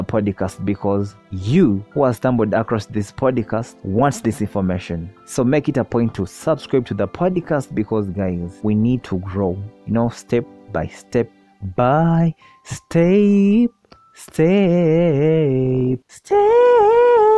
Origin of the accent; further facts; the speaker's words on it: Uganda; I am from the Pearl of Africa, Uganda